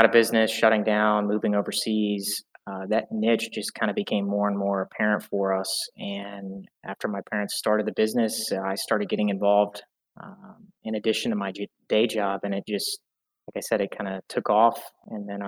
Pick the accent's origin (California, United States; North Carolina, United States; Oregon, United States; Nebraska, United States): North Carolina, United States; Greensboro; now in Charlotte, United States; I was born and raised in Greensboro, North Carolina, about an hour and a half north from where I'm at right now, in Charlotte, North Carolina.